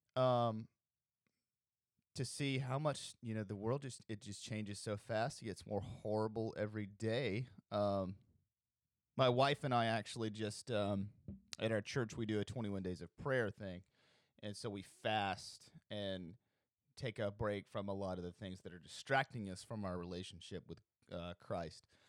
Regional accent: Alabama, United States; I'm from Alabama. I'm broadcasting this from Alabama

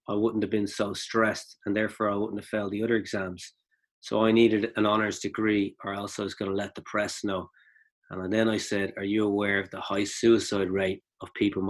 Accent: Dublin, Leinster, Ireland; also born or lived in County Meath / Japan; I grew up in Rathfarnham.

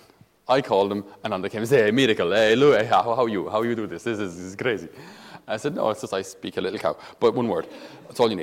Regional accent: the Midlands, Tipperary, Munster, Ireland; I'm from Midlands, in Tipperary.

